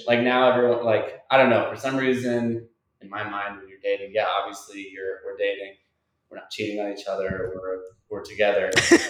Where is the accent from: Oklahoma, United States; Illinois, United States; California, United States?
Oklahoma, United States; Tulsa; I'm from Tulsa, Oklahoma. My age is about to be 29. And I am a Scorpio.